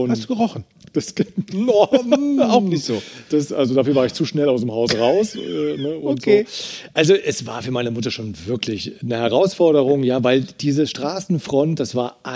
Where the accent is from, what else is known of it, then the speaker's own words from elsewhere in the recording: Eifel, Germany; Du, ich bin ja in der Eifel groß geworden. Das ist so eine sehr harte Sprache